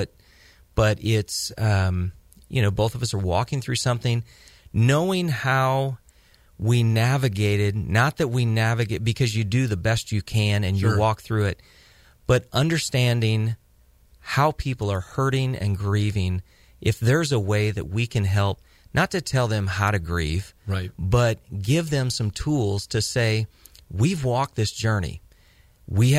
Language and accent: English; Midwest, United States; moved away as an adult; now in Central Valley, California, United States; I grew up in the Midwest. I was raised in the Midwest.